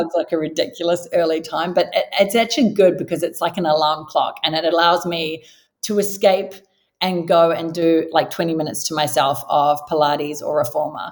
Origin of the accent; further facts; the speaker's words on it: New Zealand; moved away as an adult; now in Sydney, Australia; I was born and raised in New Zealand, if you haven't already gathered from the slight accent